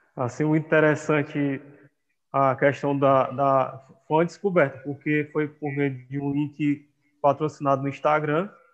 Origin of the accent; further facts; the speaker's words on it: Viçosa do Ceará, Ceará, Brazil; also born or lived in Amapá; nasci numa cidade tricenten-, é, tricentenária, chamada Viçosa do Ceará